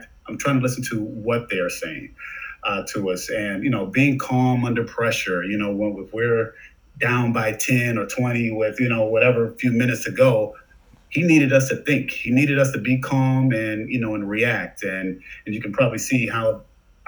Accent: Detroit, Michigan, United States; moved away as an adult; also born or lived in Southfield, Michigan; now in Chicago, United States; I'm originally from Detroit. I'm in Chicago now, but, you know, Michigan's my home, born in Detroit

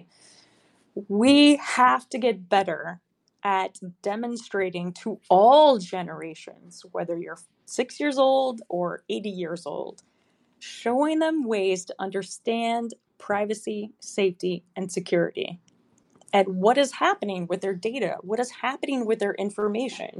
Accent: outside of Chicago, Illinois, United States; moved away; I grew up outside of Chicago

